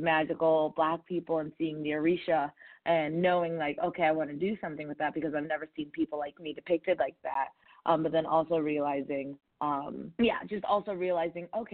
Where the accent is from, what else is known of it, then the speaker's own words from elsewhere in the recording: Chicago, Illinois, United States; I was born in Chicago